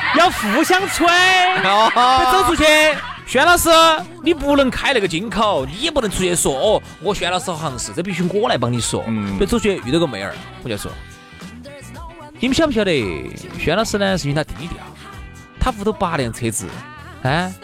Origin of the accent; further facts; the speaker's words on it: Sichuan, China; accent: Sichuanese; 我们四川话